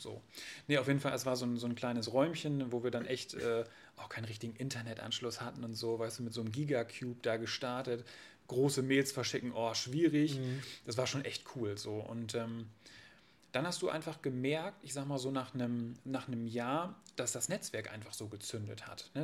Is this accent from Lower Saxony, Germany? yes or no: yes; Varel, Lower Saxony, Germany; moved away as an adult; now in Oldenburg, Germany; bin da aufgewachsen mit, mit einer älteren Schwester bei meinen Eltern im, im, im Haus